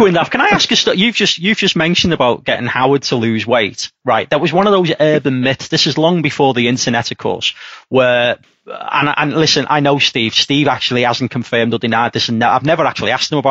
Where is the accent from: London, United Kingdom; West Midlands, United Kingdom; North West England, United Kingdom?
North West England, United Kingdom; Liverpool; I come from Liverpool.